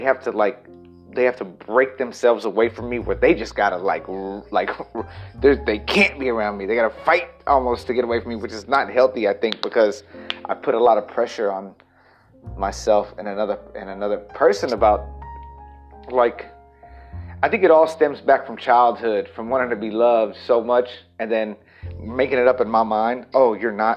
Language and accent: English; El Campo, Texas, United States; now in Los Angeles, United States; I moved back to El Campo, Texas, my hometown